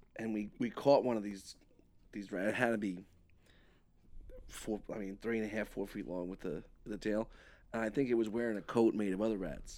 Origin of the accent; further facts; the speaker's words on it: New York, United States; moved away; growing up in New York